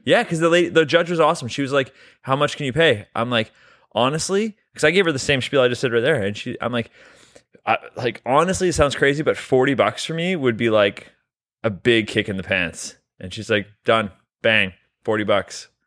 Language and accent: English; Canada; We're both Canadian